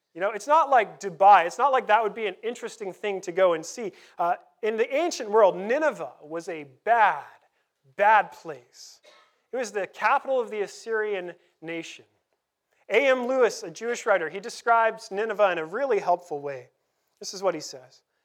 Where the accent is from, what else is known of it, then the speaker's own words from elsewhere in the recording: Canada; also born or lived in Vancouver; we're Canadian